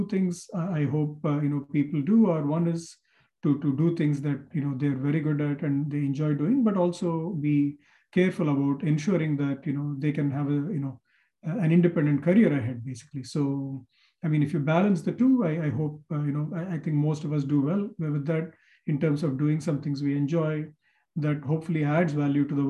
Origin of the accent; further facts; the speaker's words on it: Chennai, Tamil Nadu, India; moved away as an adult; now in United States; In my hometown of Madras, IIT Madras